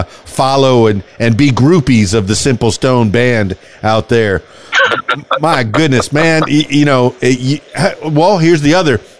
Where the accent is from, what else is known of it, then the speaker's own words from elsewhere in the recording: Miami, Florida, United States; now in Arkansas, United States; Here in the south of the United States, here in Arkansas, you know, I'm from Miami.